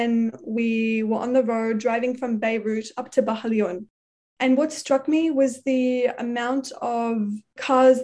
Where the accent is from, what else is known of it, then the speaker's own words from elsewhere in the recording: Australia; growing up in Australia.